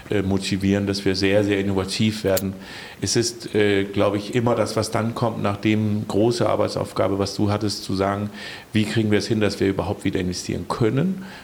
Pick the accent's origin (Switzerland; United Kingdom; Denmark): Denmark; now in Rostock, Germany; Da ist es so, dass ich als Däne so ein bisschen mich hin und wieder frage, warum unsere Museumslandschaft nicht so ein bisschen stärker in Rostock ist.